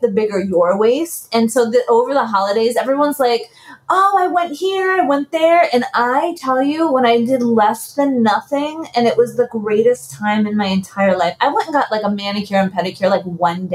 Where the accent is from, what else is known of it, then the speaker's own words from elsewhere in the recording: New York City, New York, United States; moved away; born and raised in the Bronx